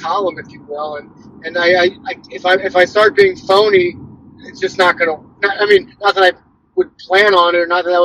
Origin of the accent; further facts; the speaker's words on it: St. Louis, Missouri, United States; I'm from St. Louis, I write about St. Louis